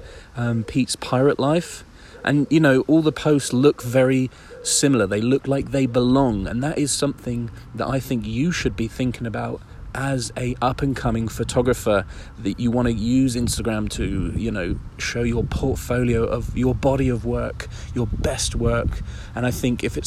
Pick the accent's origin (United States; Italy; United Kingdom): United Kingdom; Isle of Wight, South East England; I'm right on the beachfront on the Isle of Wight, on my hometown